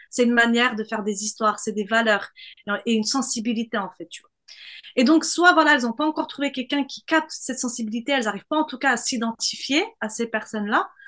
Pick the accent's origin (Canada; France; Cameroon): France; southern France; il faut que je cache le fait que je viens du Sud pour me faire accepter par la scène parisienne